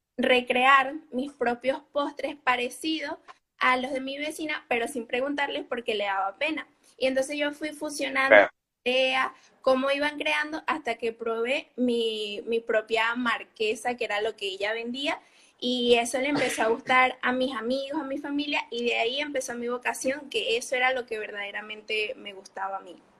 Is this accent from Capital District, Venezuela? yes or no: no; Barquisimeto, Lara, Venezuela; now in Almería, Spain; Yo soy de Venezuela, Barquisimeto, Guara.